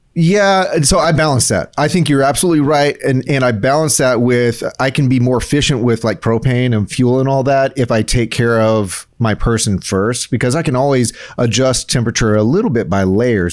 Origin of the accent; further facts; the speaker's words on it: South Texas, United States; me growing up in South Texas